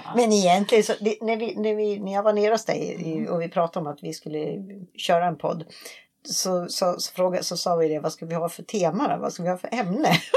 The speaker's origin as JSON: {"language": "Swedish", "country": "Sweden", "moved": "yes", "said": "hemma i Sverige"}